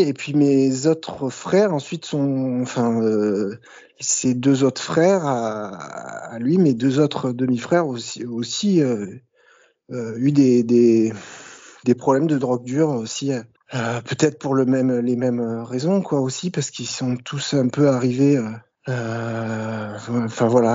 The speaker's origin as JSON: {"language": "French", "area": "Bouches-du-Rhône, near Marseille", "region": "Provence-Alpes-Côte d'Azur", "country": "France", "tie": "born or raised there", "also_born_or_lived": "Le Havre, Normandy", "accent": "light Marseille accent", "said": "j'ai grandi dans les Bouches-du-Rhône, donc euh, dans le sud de la France, à proximité de Marseille"}